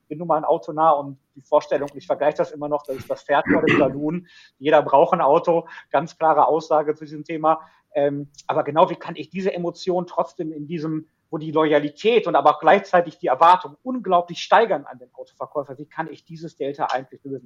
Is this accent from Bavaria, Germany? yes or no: no; Ruhr area, North Rhine-Westphalia, Germany; Kind des Ruhrgebiets durch und durch